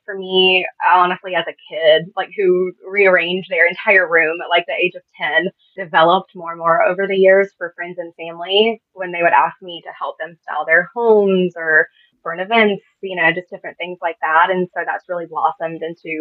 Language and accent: English; Augusta, Georgia, United States; I was born and raised in Augusta, Georgia